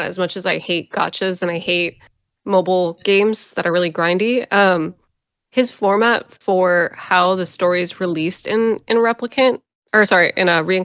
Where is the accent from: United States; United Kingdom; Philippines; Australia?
United States; I grew up in America during the events of 9/11